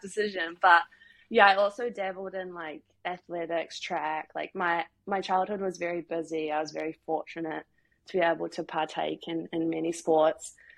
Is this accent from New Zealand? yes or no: yes; New Zealand; moved away as an adult; now in Glasgow, United Kingdom; I'm from New Zealand